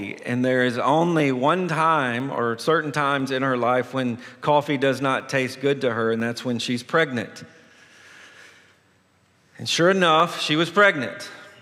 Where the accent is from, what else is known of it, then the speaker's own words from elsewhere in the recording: Tennessee, United States; moved away; I'm originally from Tennessee